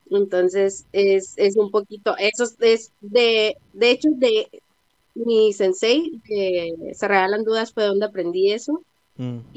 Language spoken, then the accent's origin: Spanish; Tijuana, Baja California, Mexico; soy de Tijuana.